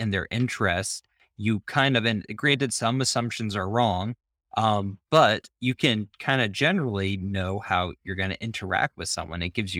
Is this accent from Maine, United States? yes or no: yes; Maine, United States; I am from Maine. I know I don't sound like it. I actually have a pretty just flat way of talking.